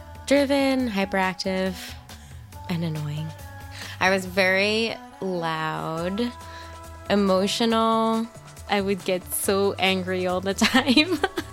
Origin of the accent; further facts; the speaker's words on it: Verona, New Jersey, United States; I grew up in Verona, New Jersey. It's in Essex County, 30 to 40 minutes outside New York City. It's pretty small. It's like 2 miles wide, lots of pizza and bagels, and it was pretty fun.